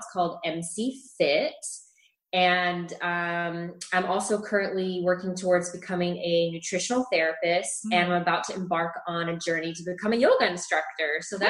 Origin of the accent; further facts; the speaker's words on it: Scotland, United Kingdom; also born or lived in Middle East / Chile / New Orleans; now in Austin, United States; But yeah, I am from Scotland. I have moved around a lot. I lived in the Middle East. I lived in Chile, in South America, in New Orleans, and I've lived in Austin for 10 years.